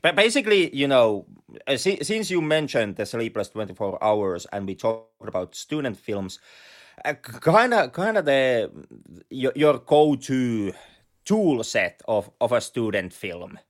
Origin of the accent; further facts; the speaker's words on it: Lapland, Finland; accent: Finnish rally accent; English is a second language; we both have the, the luxurious Finnish Ralli accent